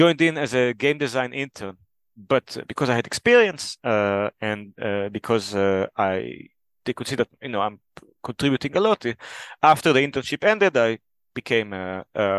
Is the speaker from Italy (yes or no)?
no; Israel; moved away as an adult; now in Denmark; I'm originally from Israel. Now I live in Denmark.